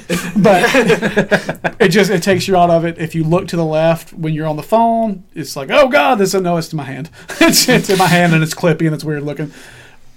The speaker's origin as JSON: {"language": "English", "region": "Alabama", "country": "United States", "said": "I live in the middle of Alabama, towards the bottom"}